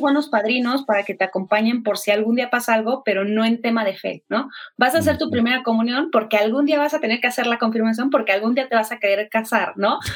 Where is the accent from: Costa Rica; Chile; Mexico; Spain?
Mexico; Mexico City; Soy de Ciudad de México